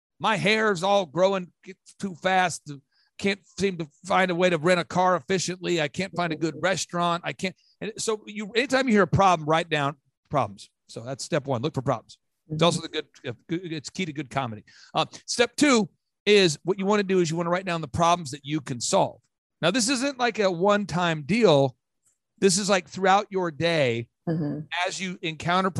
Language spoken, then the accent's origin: English; Minnesota, United States; I grew up poor. I'm from Minnesota.